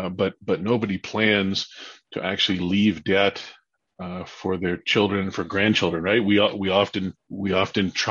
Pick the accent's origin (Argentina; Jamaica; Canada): Canada; Mississauga, Ontario; now in Peterborough, Canada; I grew up in Mississauga.